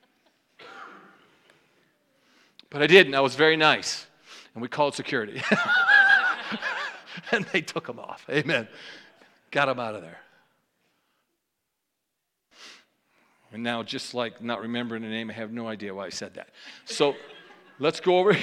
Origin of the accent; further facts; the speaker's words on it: New York, United States; I'm a New Yorker